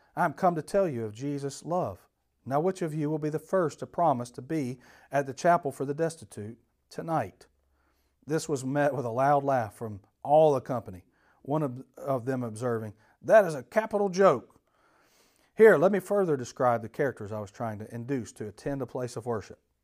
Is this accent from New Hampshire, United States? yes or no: no; Atlanta, Georgia, United States; I grew up in Atlanta